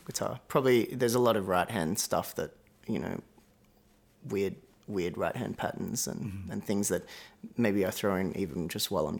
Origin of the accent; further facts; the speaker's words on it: south coast of New South Wales, Australia; also born or lived in Melbourne, Victoria; I was born in Melbourne, but when I was four, we moved up to the south coast of New South Wales